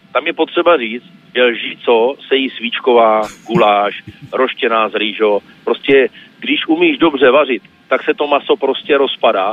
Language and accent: Czech; Brno, South Moravian Region, Czechia; my Brňáci